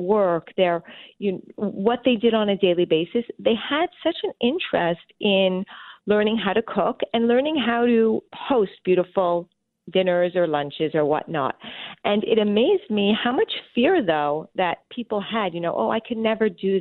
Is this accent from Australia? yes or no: no; Montreal, Quebec, Canada; I was born and raised in Montreal, Canada